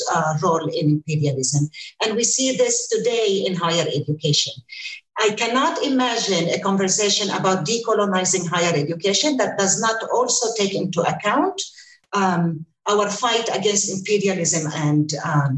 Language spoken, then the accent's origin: English; Ramallah, West Bank, Palestine; moved away as an adult; also born or lived in United States; I'm with you from Palestine, from Ramallah. I just returned here after 23 years in the United States.